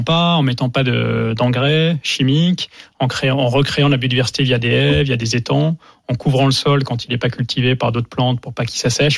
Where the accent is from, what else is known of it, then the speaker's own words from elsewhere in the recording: France; en tant que Français